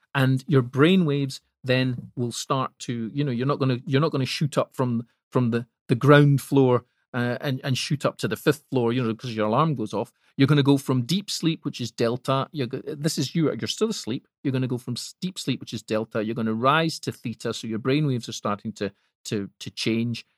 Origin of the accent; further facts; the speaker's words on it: Scotland, United Kingdom; I'm Scottish